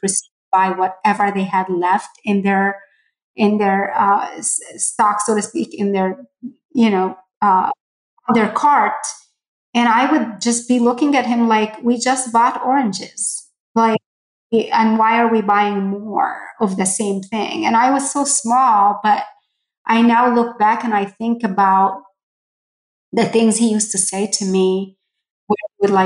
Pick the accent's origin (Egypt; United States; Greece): Egypt; Port Said, Port Said Governorate; moved away; I grew up in Port Said, Egypt